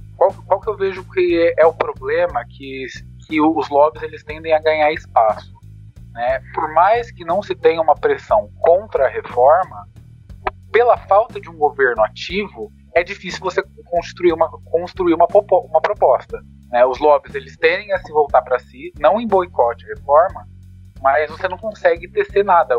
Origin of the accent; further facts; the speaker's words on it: Campinas, São Paulo, Brazil; eu sou de Campinas